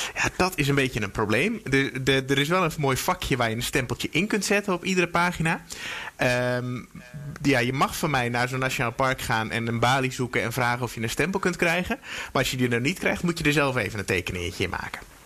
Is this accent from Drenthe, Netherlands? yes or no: no; Veluwe, Gelderland, Netherlands; moved away; Ik ben geboren op de Veluwe ongeveer in het bos